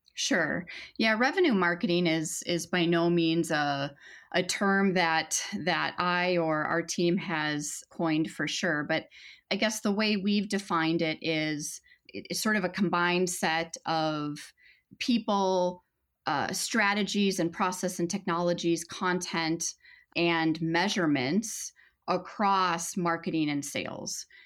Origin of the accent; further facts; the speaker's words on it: Minnesota, United States; a Minnesotan